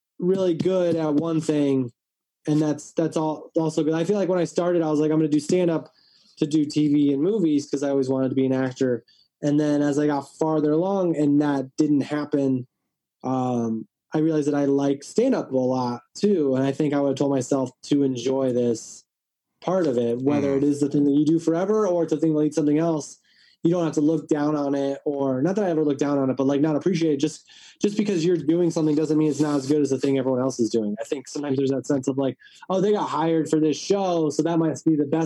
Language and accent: English; Midwest, United States; I grew up in the Midwest